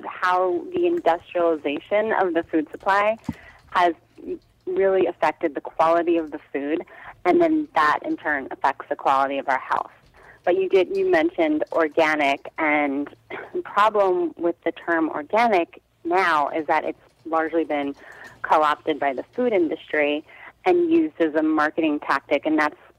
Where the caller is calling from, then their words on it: Brooklyn, New York, United States; I'm in Brooklyn, New York.